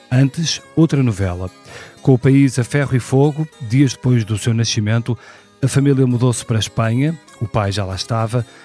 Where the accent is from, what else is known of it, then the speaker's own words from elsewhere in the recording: Porto, Norte, Portugal; nasci no Porto em 1976